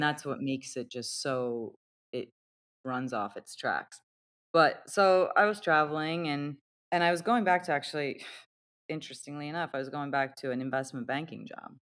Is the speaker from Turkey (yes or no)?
yes; Turkey; I was born and raised in Turkey